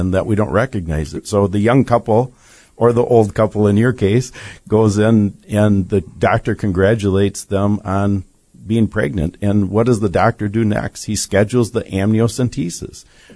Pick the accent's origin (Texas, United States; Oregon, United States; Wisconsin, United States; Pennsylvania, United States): Wisconsin, United States; we're from Wisconsin.